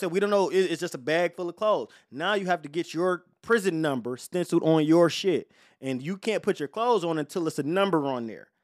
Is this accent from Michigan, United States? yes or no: yes; Detroit, Michigan, United States; I'm from Detroit